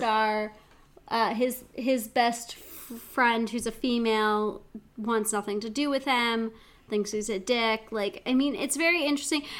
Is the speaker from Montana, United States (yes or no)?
yes; Missoula, Montana, United States; my hometown